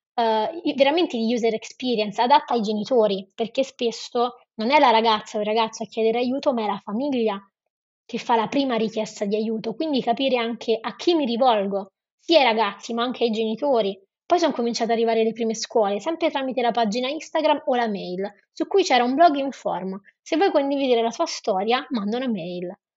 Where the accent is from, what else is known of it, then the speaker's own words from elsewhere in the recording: Rome, Lazio, Italy; Io sono romana